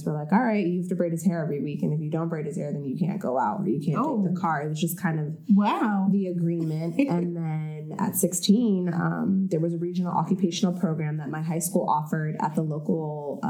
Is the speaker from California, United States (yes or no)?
yes; La Palma, California, United States; moved away as an adult; also born or lived in Washington, D.C.; I grew up in La Palma, California, as you said, and my parents and my brother, we all lived there together